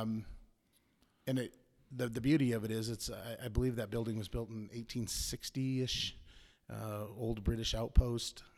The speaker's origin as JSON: {"language": "English", "town": "Prescott", "region": "Arizona", "country": "United States", "said": "I'm from Prescott, Arizona. Obviously U S A."}